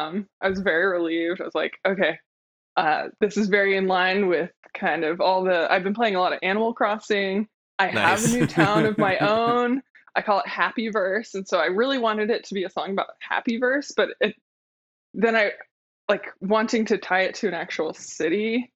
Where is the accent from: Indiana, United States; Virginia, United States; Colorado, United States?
Virginia, United States; Arlington; I grew up going to the 4th of July fireworks with my family. I'm from Arlington, Virginia, like right across the Potomac.